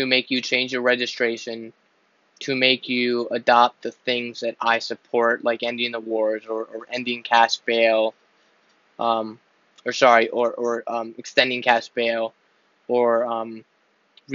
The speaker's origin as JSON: {"language": "English", "region": "Pennsylvania", "country": "United States", "said": "I'm from Pennsylvania, I live in Pennsylvania"}